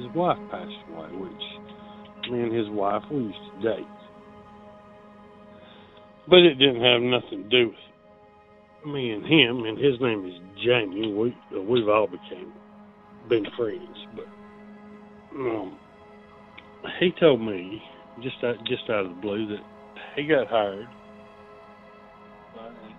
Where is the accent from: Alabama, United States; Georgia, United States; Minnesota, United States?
Alabama, United States; North; I'm from North Alabama